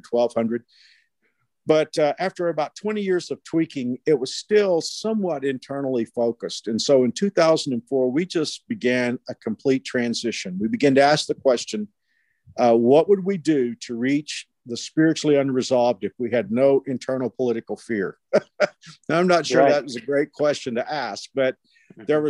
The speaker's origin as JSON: {"language": "English", "town": "Fort Worth", "region": "Texas", "country": "United States", "tie": "born or raised there", "also_born_or_lived": "Houston, Texas", "moved": "as an adult", "lives_now": "Wichita, United States", "said": "I grew up in Fort Worth"}